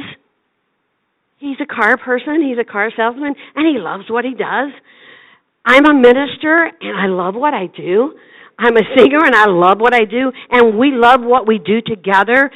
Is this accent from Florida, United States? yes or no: yes; Naples, Florida, United States; also born or lived in Pinecrest, Florida; in Naples, Florida, in my hometown